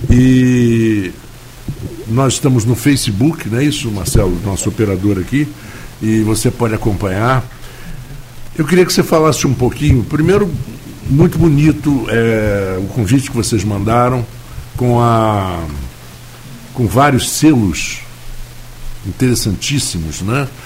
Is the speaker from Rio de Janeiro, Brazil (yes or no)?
yes; Rio de Janeiro, Brazil; Eu sou tijucano, eu nasci na Tijuca e cresci na Tijuca e morei na Tijuca até 1982, talvez.